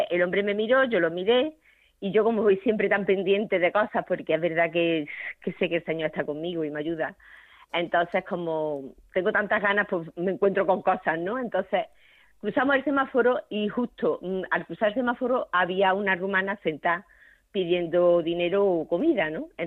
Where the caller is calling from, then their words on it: Córdoba, Andalusia, Spain; Y Paloma me conoce que estuvo aquí en Córdoba.